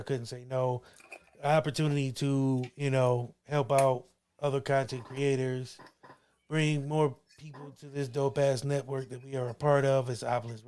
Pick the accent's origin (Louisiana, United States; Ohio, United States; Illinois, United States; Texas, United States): Ohio, United States; Akron; I'm from Akron